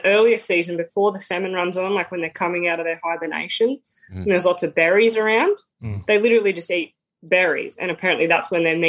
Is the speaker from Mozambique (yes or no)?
no; Brisbane, Queensland, Australia; born there; also born or lived in Victoria; So I was born in Brisbane. And I just moved around. We moved around a lot as a kid, so I just lived all up and down the East Coast, like North Queensland, all the way through down to Victoria